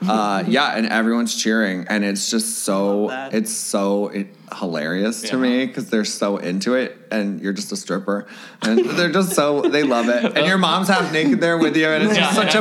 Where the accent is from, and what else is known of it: Florida, United States